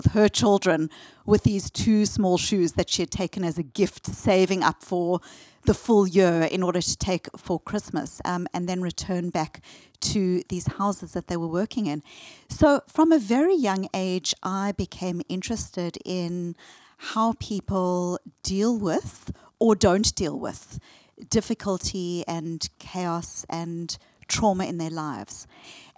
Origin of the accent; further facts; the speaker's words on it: South Africa; I grew up in apartheid South Africa, and while I was a white South